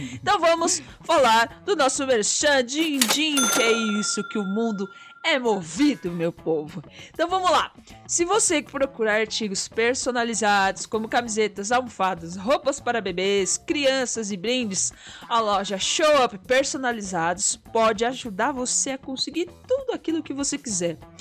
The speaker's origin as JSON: {"language": "Portuguese", "country": "Brazil", "said": "Nós somos brasileiros"}